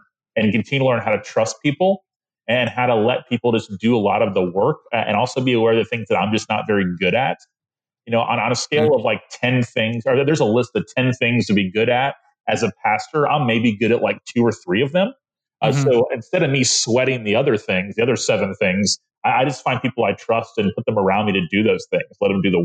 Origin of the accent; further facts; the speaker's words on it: Tallahassee, Florida, United States; I'm from the city that where I pastor now. I grew up in Tallahassee